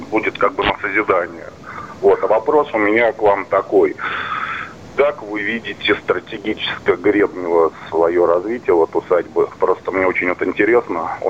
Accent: Solnechnogorsk, Moscow Oblast, Russia; я сам из Солнечногорска.

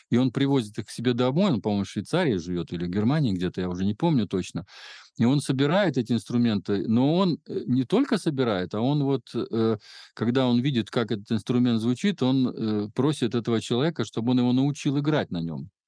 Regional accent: Belarus

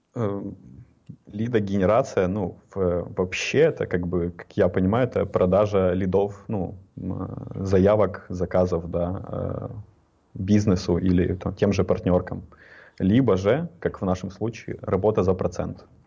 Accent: Ukraine; я из Украины

